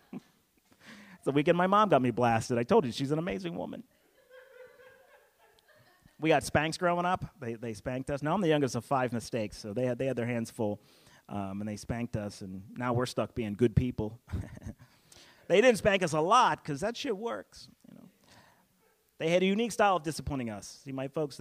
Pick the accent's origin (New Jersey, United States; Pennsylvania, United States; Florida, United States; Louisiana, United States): Pennsylvania, United States; also born or lived in Pittsburgh, Pennsylvania; now in the South, United States; I was born in Pittsburgh, raised in the Northeast